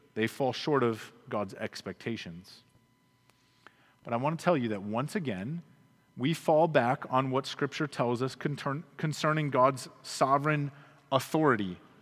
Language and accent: English; United States; us as American Christians